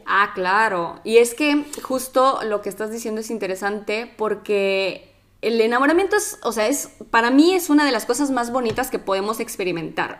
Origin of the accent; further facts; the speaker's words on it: Mexico; moved away as an adult; now in Italy; soy mexicana y ya tengo cuatro años viviendo en Italia.